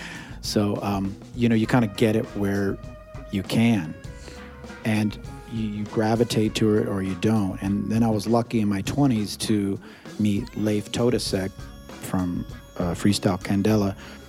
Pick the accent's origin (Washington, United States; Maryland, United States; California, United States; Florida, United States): Washington, United States; Seattle; my dad was a huge jazz fan here, you know, growing up in Seattle.